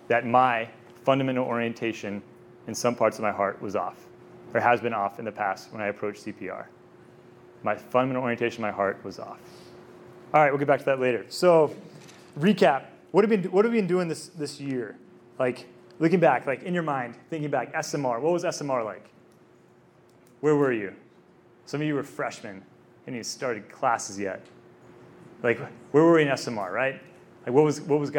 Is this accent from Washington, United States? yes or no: no; Texas, United States; I'm from Texas